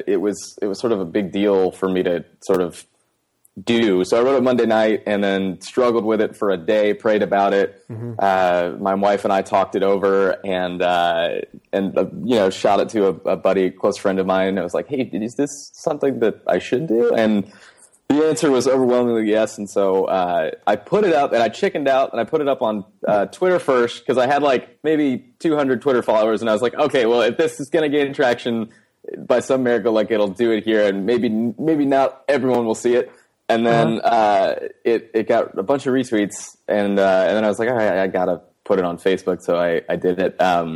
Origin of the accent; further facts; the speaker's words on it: Fort Worth, Texas, United States; born there; also born or lived in Bay Area; I was born in Texas, and then